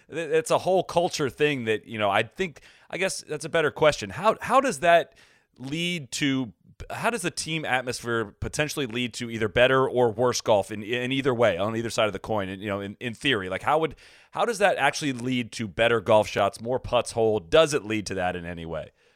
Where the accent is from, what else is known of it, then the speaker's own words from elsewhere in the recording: United States; an American fan